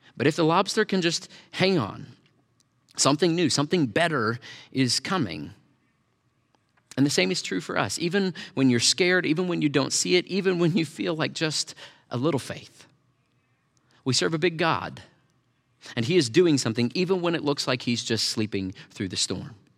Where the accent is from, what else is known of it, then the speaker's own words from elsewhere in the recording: Tornado Alley, United States; I grew up in Tornado Alley